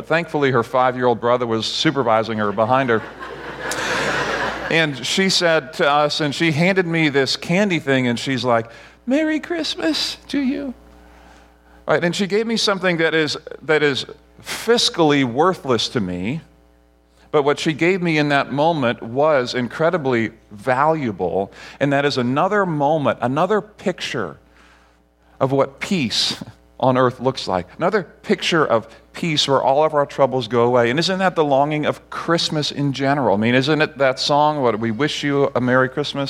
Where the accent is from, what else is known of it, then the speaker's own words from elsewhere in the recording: Barbados; So in Barbados, where I grew up, we had one TV channel that only played a few hours a day.